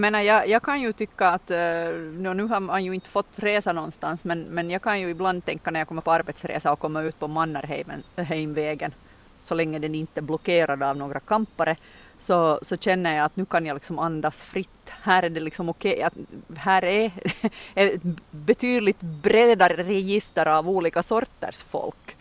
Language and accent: Swedish; Munsala, Ostrobothnia, Finland; i Munsala då, min hembygd, så har vi ju vårt uttryck som är att jag är från Munsala